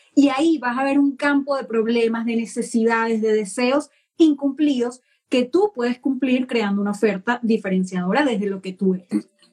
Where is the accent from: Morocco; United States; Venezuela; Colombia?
Venezuela; now in United Kingdom; soy venezolana y vivo en el Reino Unido